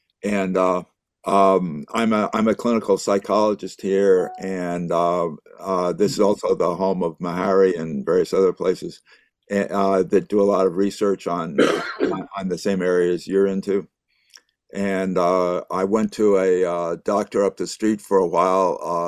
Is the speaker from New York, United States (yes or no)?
yes; New York, United States; moved away as an adult; also born or lived in Boston; now in Nashville, United States; I'm originally from New York and Boston. Since 1978, I've been in Nashville.